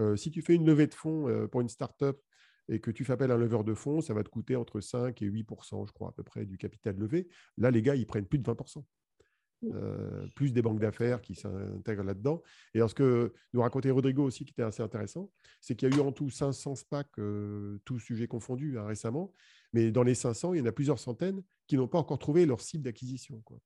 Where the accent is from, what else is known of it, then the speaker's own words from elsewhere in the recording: France; chez nous en France